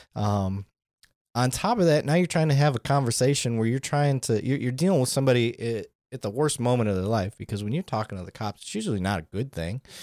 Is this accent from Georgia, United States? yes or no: no; Flint, Michigan, United States; where I grew up, growing up in Flint